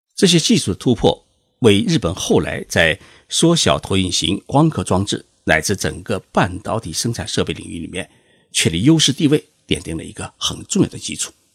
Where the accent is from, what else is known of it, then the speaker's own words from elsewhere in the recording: China; 我们中国人